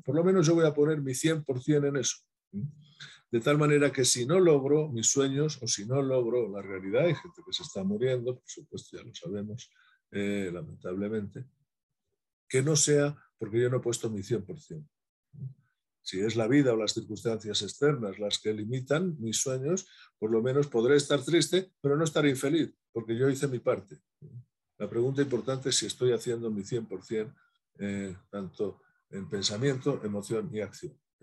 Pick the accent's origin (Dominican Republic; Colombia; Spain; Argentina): Spain; soy español y soy exagerado, pero tengo sangre andaluza